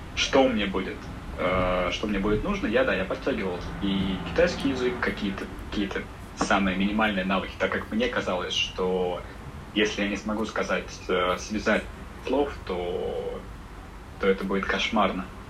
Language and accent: Russian; Russia; now in China; я русский